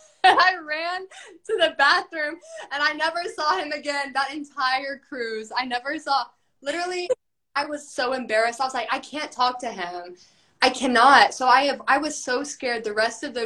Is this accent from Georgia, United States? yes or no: yes; Georgia, United States; now in Shreveport, United States; I'm in Shreveport. You know, I grew up in Georgia